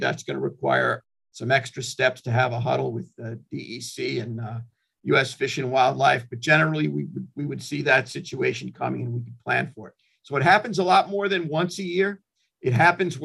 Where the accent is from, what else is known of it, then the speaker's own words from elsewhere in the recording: Hampton Bays, New York, United States; also born or lived in Brooklyn, New York; I was living in Hampton Bays from third grade right on through high school